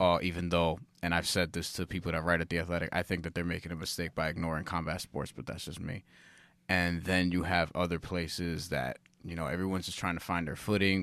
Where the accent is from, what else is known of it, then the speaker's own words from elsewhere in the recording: New York, United States; I've always lived in New York. We've always lived in New York